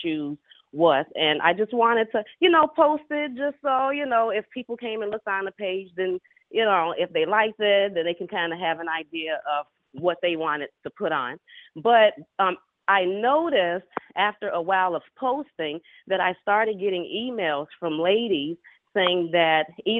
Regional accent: Chicago, Illinois, United States; I'm born and raised in Chicago, Illinois

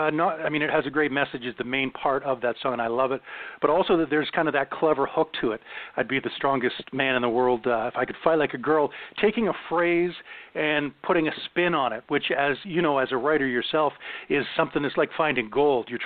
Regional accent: Ottawa, Ontario, Canada; It's in my hometown. It's uh it's called Blues Fest

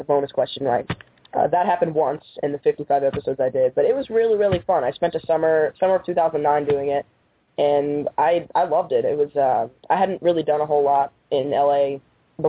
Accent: St. Louis, Missouri, United States; when I was 7 years old, I was living in St. Louis, Missouri. That's my hometown.

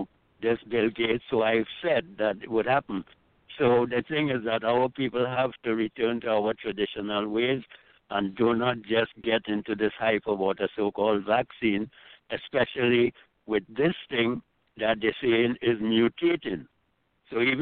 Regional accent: Trinidad & Tobago; I grew up with in Trinidad

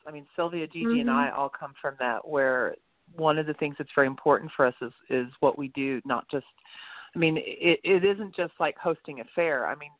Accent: Tulsa, Oklahoma, United States; moved away as an adult; But I am from Tulsa originally, but I've managed to get away for decades at a time. But I am back here. I do like this area.

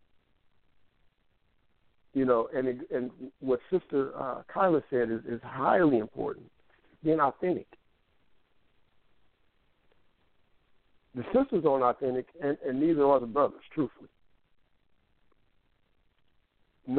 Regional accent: Kansas City, United States; the mindset that I grew up with in Kansas City

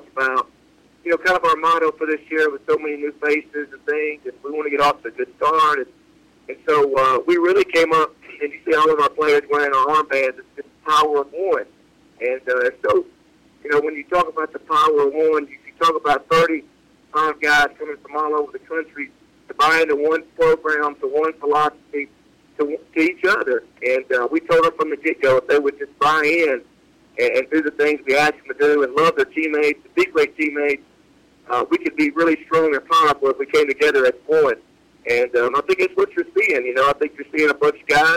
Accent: West Tennessee, United States; moved away; growing up in West Tennessee

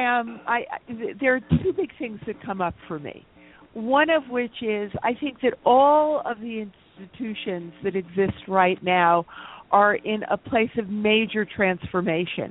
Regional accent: New York, United States; also born or lived in Eastern Long Island; I was born and raised in Manhattan

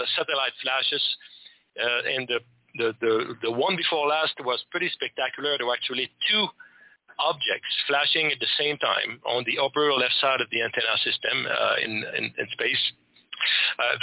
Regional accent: Quebec, Canada; first language French; English is a second language; I'm from Quebec, Canada.

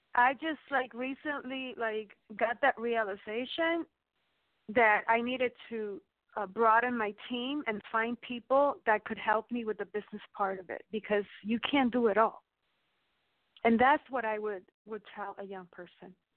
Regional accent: New York, United States; moved away; also born or lived in Miami; when I was a little girl when I grew up in New York

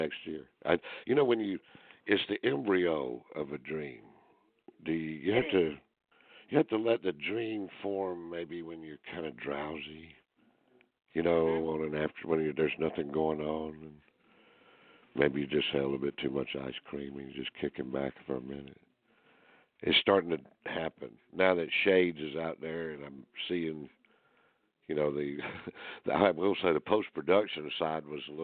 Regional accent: Greenville, South Carolina, United States; This place is in my hometown.

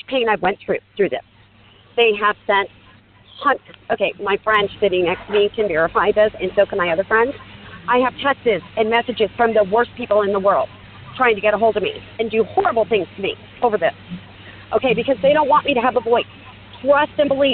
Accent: Seattle, Washington, United States; I'm from Seattle

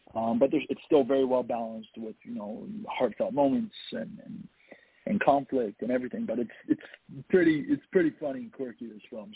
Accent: Toronto, Ontario, Canada; I was born and raised in Toronto.

